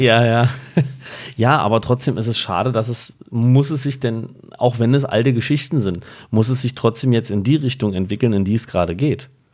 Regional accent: Berlin, Germany; als Berliner

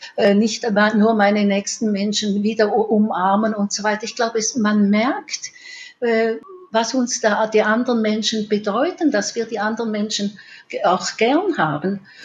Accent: Switzerland; bei uns in der Schweiz

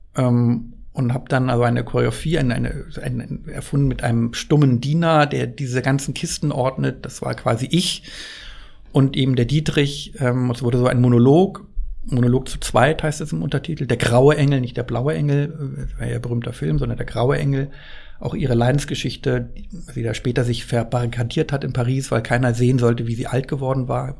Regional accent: Worpswede, Lower Saxony, Germany; in meiner Heimat spielt, äh, im Teufelsmoor

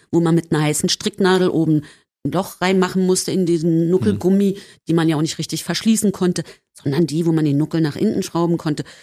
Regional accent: East Germany, Germany; Ich sagte, na so und so, wir kommen aus dem Osten.

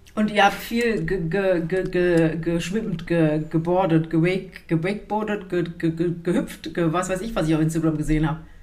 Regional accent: Germany; moved away; ich bin ja am Rhein aufgewachsen

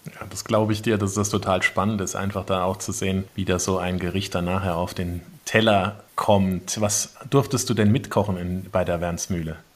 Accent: Saarland, Germany; now in Bavaria, Germany; als Saarländer

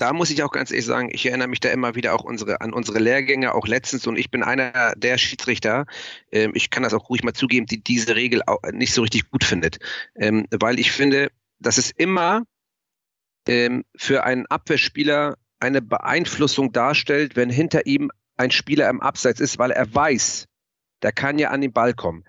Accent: Germany; ich komme aus Mlandsberg

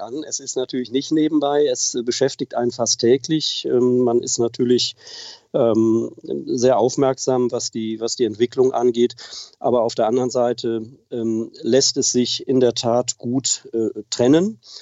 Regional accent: Wipperfürth, North Rhine-Westphalia, Germany; ich wohne tatsächlich seit Beginn an im Oberbergischen in Wipperfürth

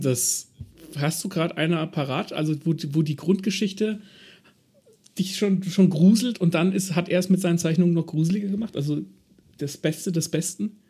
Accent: Germany; bei uns in Deutschland, weil wir Deutschen

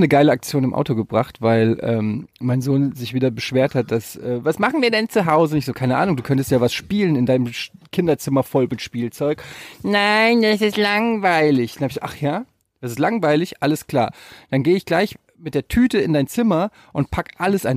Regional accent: Frankfurt, Hesse, Germany; also born or lived in Cologne / Düsseldorf; now in Hamburg, Germany; ich bin geboren mitten in der City in Frankfurt, ich habe in Köln und Düsseldorf gewohnt, jetzt in Hamburg

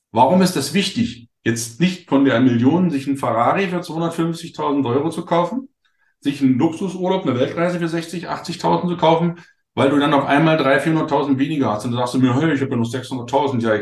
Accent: Wittenberg, Saxony-Anhalt, Germany; ich bin ja, ich komme ja aus der Lutherstadt Wittenberg.

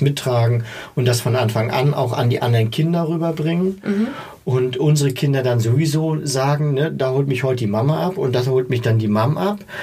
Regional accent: East Germany, Germany; Ich komme aus dem Osten

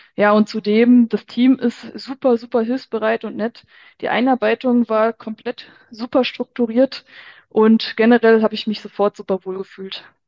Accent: Hofgeismar, Hesse, Germany; moved away as an adult; also born or lived in Frankfurt; ich bin kürzlich von Frankfurt zurück in meine Heimat nach Hofgeismar gezogen

